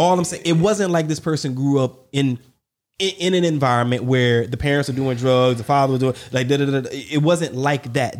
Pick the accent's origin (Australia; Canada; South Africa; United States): United States; the South; Growing up in the South